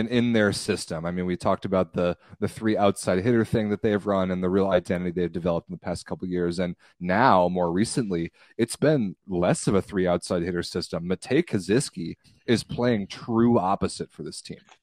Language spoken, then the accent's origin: English; United States; as an American fan